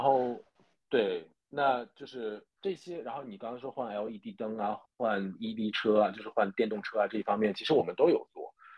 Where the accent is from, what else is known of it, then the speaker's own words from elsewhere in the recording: Zhejiang, China; moved away as an adult; also born or lived in New Zealand; 我是浙江人嘛